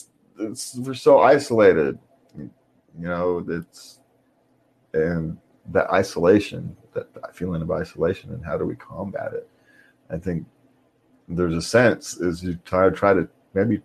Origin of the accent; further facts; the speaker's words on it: California, United States; we're from California.